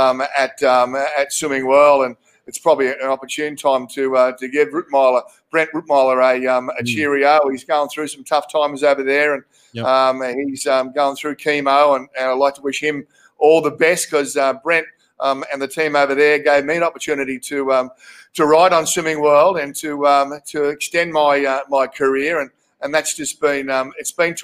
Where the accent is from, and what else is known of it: Sydney, New South Wales, Australia; born or raised there